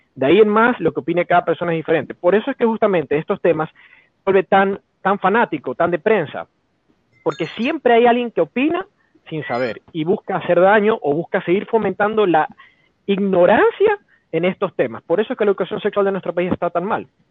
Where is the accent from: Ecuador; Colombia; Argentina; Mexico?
Ecuador; Somos de memoria tan frágil los ecuatorianos